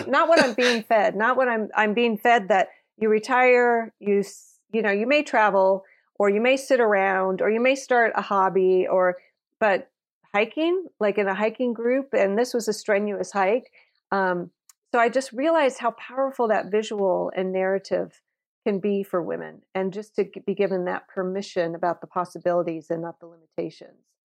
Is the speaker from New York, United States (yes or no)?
no; Napa, California, United States; I grew up in Napa, California, which is a very small community